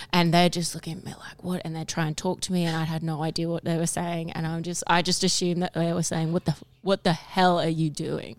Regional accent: Brisbane, Queensland, Australia; I'm from Brisbane. I used to work when I first uh, left school. I worked at the Caxton

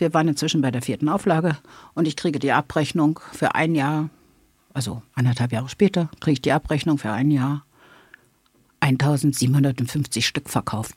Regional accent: Berlin, Germany; accent: Berliner Schnauze; Ich bin Berlinerin, Westberlin geboren, habe ne, die entsprechende Berliner Schnauze

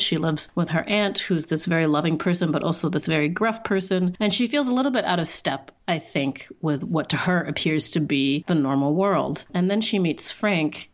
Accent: Singapore; moved away as an adult; now in Canada; i'm also mixed race and i grew up in singapore i'm chinese and i'm white white. And when I was growing up in Singapore, everyone thought I was white. And then I moved to Canada as an adult

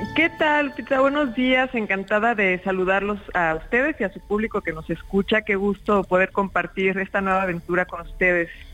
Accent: Mexico; en mi país, en México

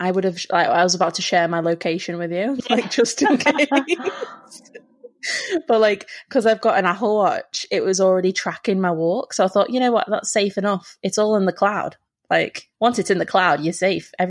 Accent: England, United Kingdom; we're English and we say hi to everyone

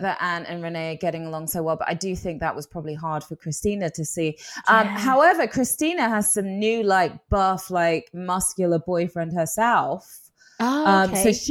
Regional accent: England, United Kingdom; moved away; being English

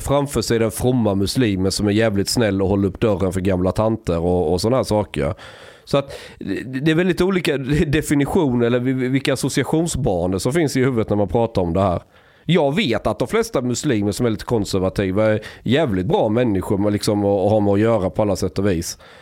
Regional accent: Osby, Skåne, Sweden; på 90-talet säger vi i Osby där jag växte upp

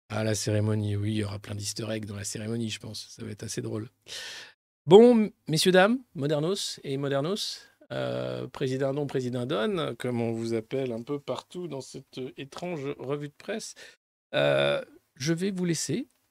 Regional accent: Dijon, Bourgogne-Franche-Comté, France; je suis de Dijon. Pour ceux qui ne savent pas encore, Dijonais, en Bourgogne

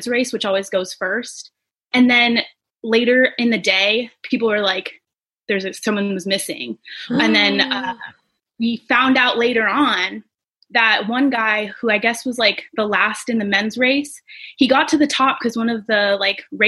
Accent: Alaska, United States; now in Bellingham, United States; from Alaska, where I grew up

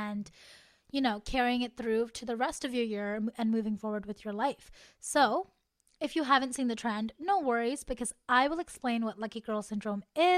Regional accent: Canada; as a Canadian girly

